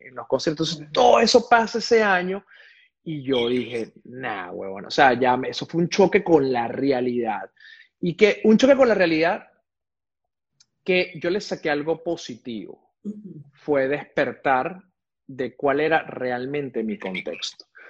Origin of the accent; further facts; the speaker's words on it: Venezuela; moved away as an adult; also born or lived in Caracas; yo salí prácticamente escapando de Venezuela